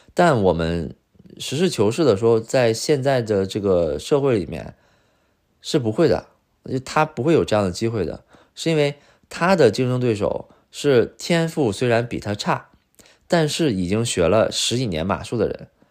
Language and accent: Chinese; China; now in Beijing, China; 我是来自五线城市